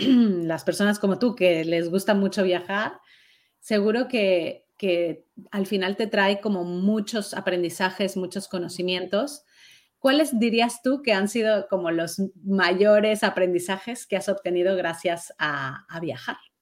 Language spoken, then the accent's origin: Spanish; Mexico; yo soy mexicana